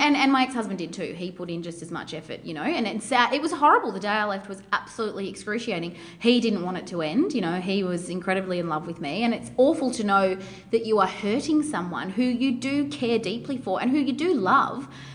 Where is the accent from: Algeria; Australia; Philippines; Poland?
Australia; Melbourne, Victoria; We're both from Melbourne